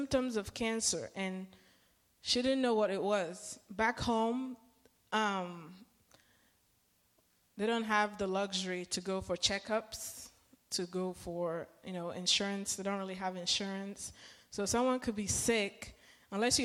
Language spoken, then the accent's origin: English; Nigeria; now in United States; I come from a culture, I'm Nigerian, or we are Nigerian